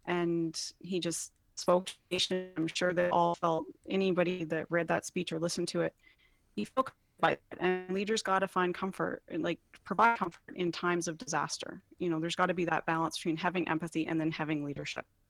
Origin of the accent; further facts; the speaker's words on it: Canada; as a Canadian